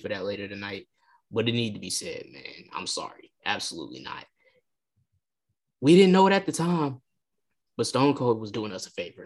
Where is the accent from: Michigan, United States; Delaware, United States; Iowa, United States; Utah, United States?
Michigan, United States; Detroit; in my hometown